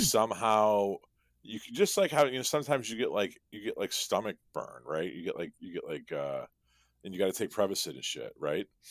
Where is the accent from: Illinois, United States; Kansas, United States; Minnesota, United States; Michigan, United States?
Illinois, United States; Chicago; We're both from Chicago